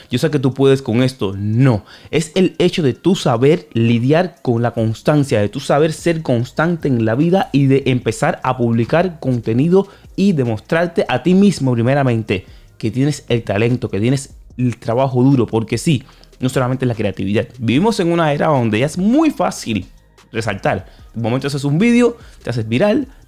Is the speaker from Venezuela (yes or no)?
no; Dominican Republic; Porque yo soy cantante y a veces dudo mucho porque soy dominicano y aquí lo que más se consume es el dembow.